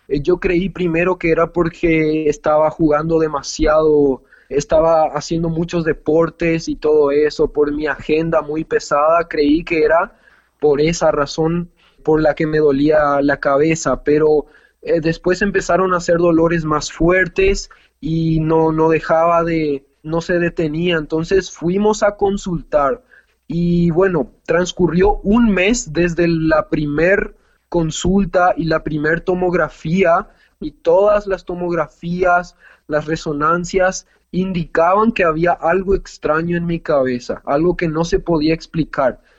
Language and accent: Spanish; Paraguay; born there; una hermana que es que nació acá en Paraguay, yo nací en Paraguay también